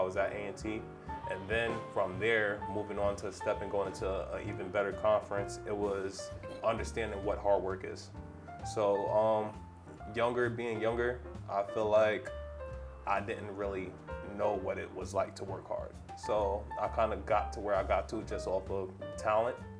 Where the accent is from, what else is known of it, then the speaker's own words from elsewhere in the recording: New York City, New York, United States; moved away; I'm a New Yorker